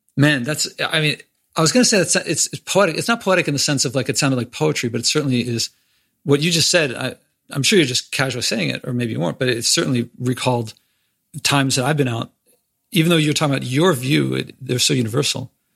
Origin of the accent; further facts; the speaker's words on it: Philadelphia, Pennsylvania, United States; I'm from Philly